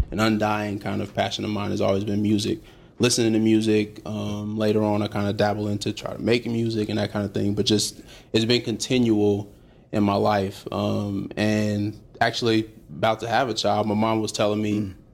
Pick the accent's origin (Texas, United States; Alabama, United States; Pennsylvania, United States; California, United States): Alabama, United States; Huntsville; So I'm from Huntsville, Alabama.